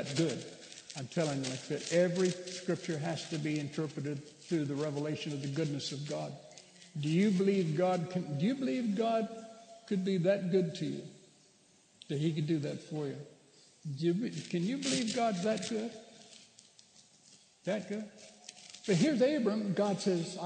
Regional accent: Bakersfield, California, United States; my hometown of Bakersfield

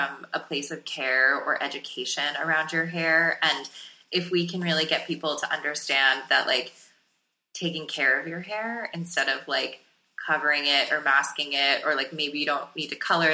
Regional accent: South Florida, United States; growing up in South Florida

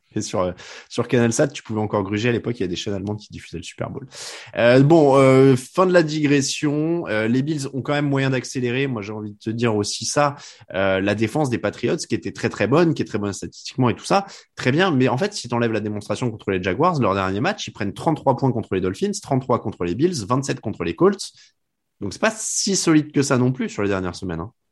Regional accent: France; on est français

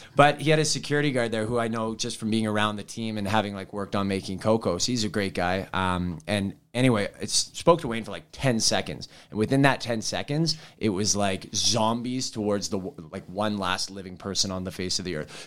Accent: Vancouver, British Columbia, Canada; now in Edmonton, Canada; I was actually born in Edmonton, though I grew up in Vancouver

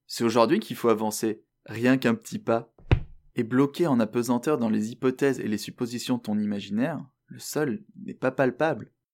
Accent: France; accent: French; moved away as an adult; now in Montreal, Canada; je suis français avec une citoyenneté canadienne.

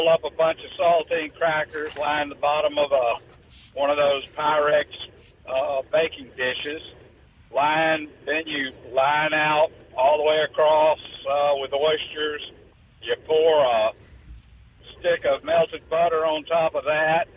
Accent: Eufaula, Alabama, United States; I grew up in southeast Alabama, a little town called Eufaula.

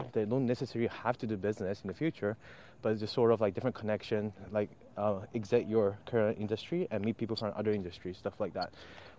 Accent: Japan; I was born in Japan and I really have a huge tie with Japan.

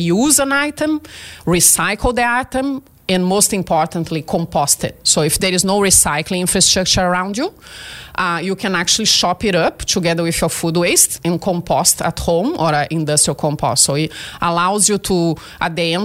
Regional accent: Brazil; English is a second language; moved away as an adult; now in Australia; I'm originally from Brazil and I studied oceanography in there.

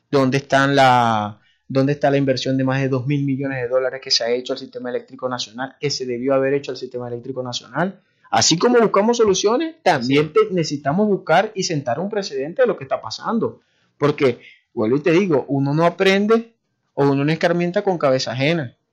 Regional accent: Maracaibo, Zulia, Venezuela; todos los problemas que tenemos nosotros como maracuchos.

